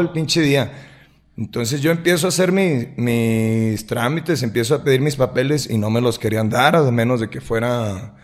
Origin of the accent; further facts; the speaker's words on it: Lagos de Moreno, Jalisco, Mexico; also born or lived in Guadalajara; soy nacido aquí en Lagos de Moreno, prácticamente toda, toda mi vida he radicado aquí en Lagos de Moreno